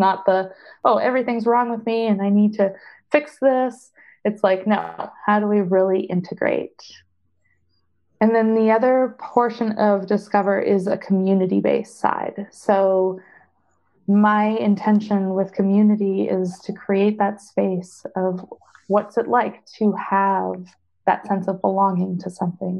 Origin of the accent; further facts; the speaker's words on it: Canada; I am Canadian and I do everything in Canadian dollars